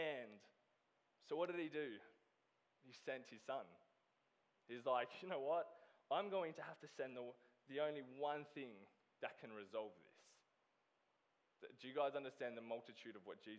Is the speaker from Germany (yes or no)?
no; Australia; moved away as an adult; I am originally from Australia.